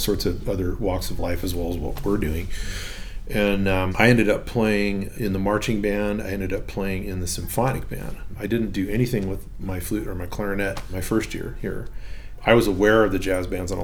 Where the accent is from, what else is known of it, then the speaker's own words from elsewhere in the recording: Huntington Beach, California, United States; I grew up in Huntington Beach, which is just down the road here